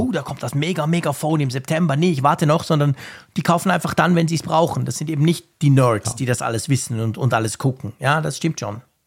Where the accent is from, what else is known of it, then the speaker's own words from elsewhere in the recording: Switzerland; bei uns in der Schweiz